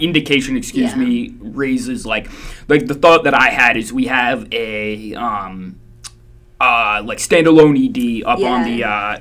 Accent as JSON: {"language": "English", "region": "Indiana", "country": "United States", "moved": "yes", "said": "I'm from Indiana. The town I'm from out there"}